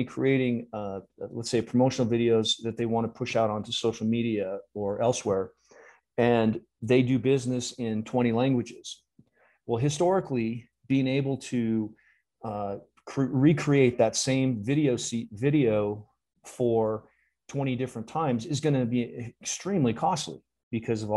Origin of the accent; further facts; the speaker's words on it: California, United States; also born or lived in Minnesota; being a Californian